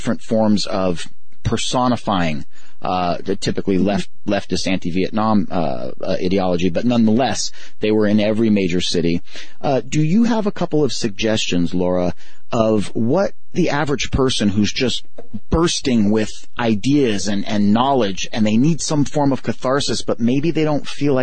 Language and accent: English; California, United States; moved away as an adult; now in Pennsylvania, United States; California. It's my home state. I relocated out of there a little over 2 years ago